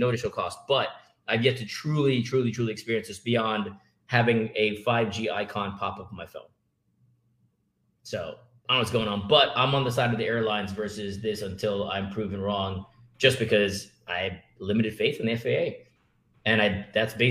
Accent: Jamaica; now in United States; When I grew up in Jamaica

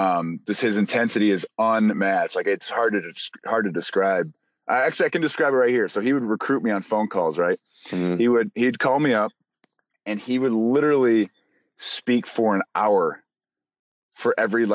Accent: Michigan, United States; And I came from Michigan where it was just like, holy moly.

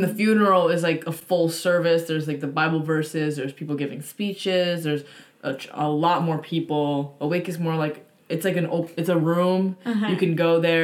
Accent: United States; as an American Japanese person or Japanese American

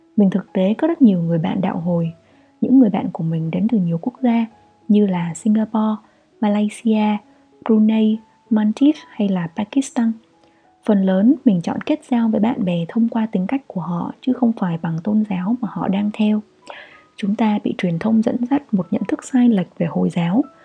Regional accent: Vietnam; moved away as an adult; also born or lived in Austria; mình duy nhất là người Việt

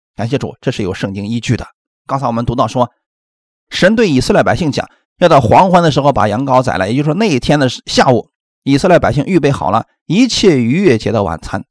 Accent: China

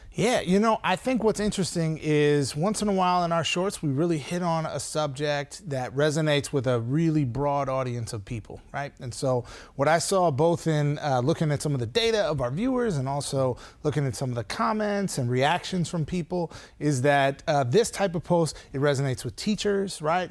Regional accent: Saint Paul, Minnesota, United States; moved away; I grew up in Saint Paul, Minnesota

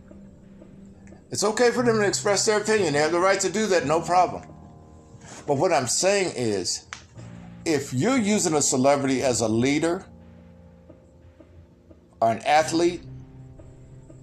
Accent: Mississippi, United States; moved away; also born or lived in California; I came from the South in an era when America was fighting for civil rights and had to go through the transition. Like many people in my age group. And going from Mississippi to California

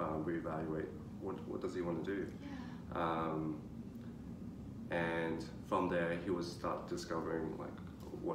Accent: Australia; also born or lived in China; our family came to Australia when I was 8, so we were technically immigrants

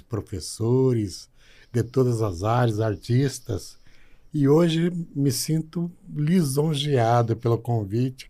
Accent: Arapoti, Paraná, Brazil; moved away as an adult; also born or lived in Telêmaco Borba, Paraná; Nasci em Araputi, tive a minha infância e adolescência em Araputi.

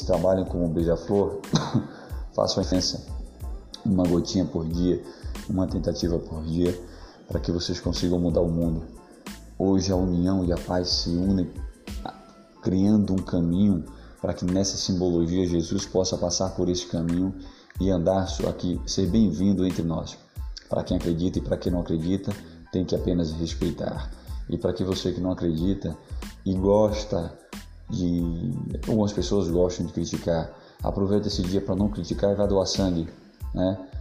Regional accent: Bahia, Brazil; Eu sou da Bahia

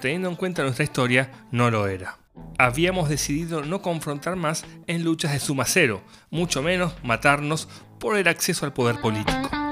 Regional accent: Argentina

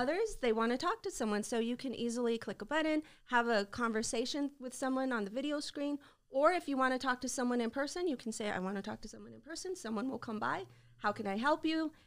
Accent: El Paso, Texas, United States; Well, I grew up in El Paso. You know, I'm kinda homegrown

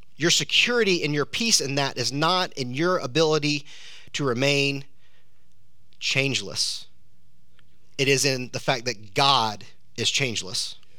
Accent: South Georgia, United States; I'm from South Georgia

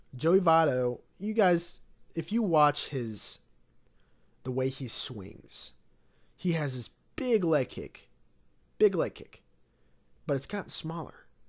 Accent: Cincinnati, Ohio, United States; I was born around the Cincinnati area

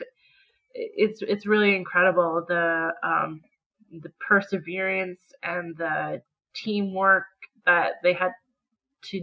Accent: Canada; as a Canadian

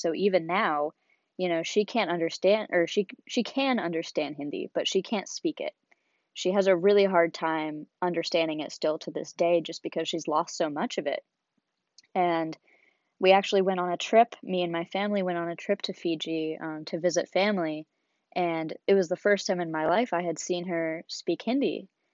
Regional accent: Seattle, Washington, United States; moved away as an adult; now in San Diego, United States; I was born and raised in Seattle, Washington

